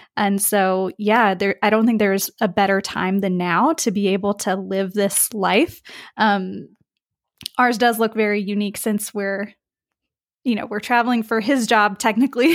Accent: West Virginia, United States; now in Spain; I'm from the U S, um, I'm from West Virginia

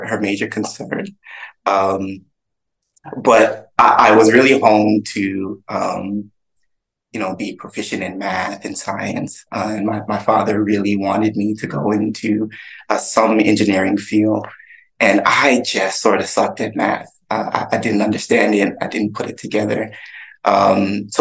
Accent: Toronto, Ontario, Canada; moved away; also born or lived in Atlanta; I grew up in Scarborough in Toronto, Canada.

